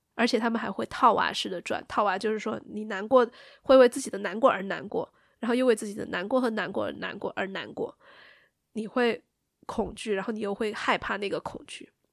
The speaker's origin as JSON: {"language": "Chinese", "region": "Sichuan", "country": "China", "accent": "Sichuanese", "said": "我们四川话"}